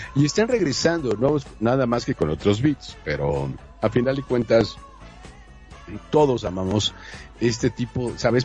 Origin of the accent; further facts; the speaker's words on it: Monterrey, Nuevo León, Mexico; now in Mexico City, Mexico; yo soy de Monterrey